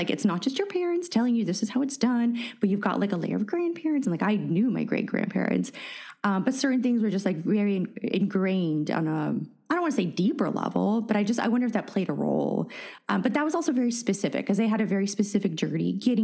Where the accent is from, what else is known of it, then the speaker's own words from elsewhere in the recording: San Francisco, California, United States; first language Russian; English is a second language; I grew up in San Francisco